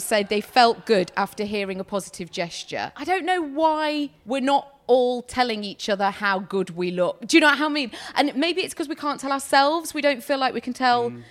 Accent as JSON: {"language": "English", "country": "United Kingdom", "said": "we're very British"}